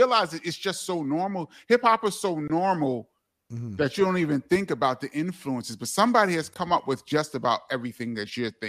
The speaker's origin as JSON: {"language": "English", "town": "New York City", "region": "New York", "country": "United States", "tie": "born or raised there", "said": "I was born and raised in Brooklyn."}